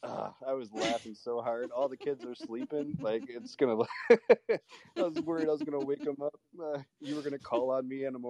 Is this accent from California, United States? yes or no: no; Buffalo, New York, United States; I'm from Buffalo